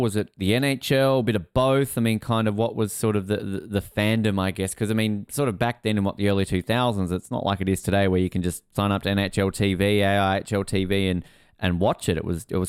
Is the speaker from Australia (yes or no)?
yes; Tasmania, Australia; I remember growing up in Tassie